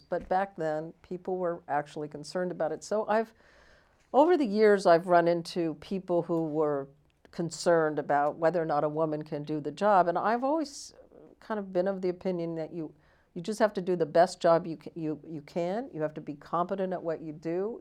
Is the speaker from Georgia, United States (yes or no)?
no; California, United States; also born or lived in Washington, D.C.